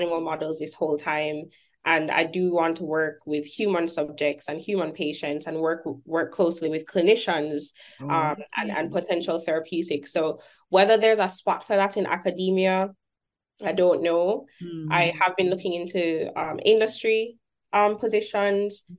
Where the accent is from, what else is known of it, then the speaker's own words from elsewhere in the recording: Jamaica; moved away as an adult; also born or lived in Kingston, Jamaica; now in Birmingham, United States; I'm Jamaican. I'm not from here